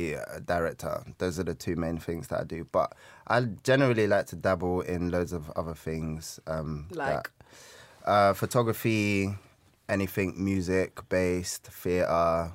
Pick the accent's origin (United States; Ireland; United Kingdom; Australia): United Kingdom; Peckham, London; I'm from Peckham.